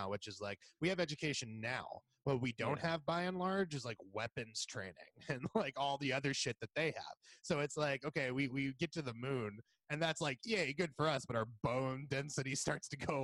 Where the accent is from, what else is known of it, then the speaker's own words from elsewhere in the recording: Puerto Rico; now in Los Angeles, United States; I'm from Puerto Rico